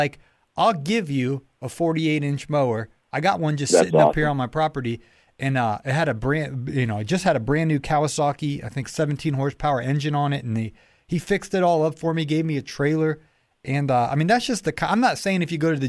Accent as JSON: {"language": "English", "region": "Ohio", "country": "United States", "moved": "yes", "lives_now": "Atlanta, United States", "said": "I'm originally from Ohio"}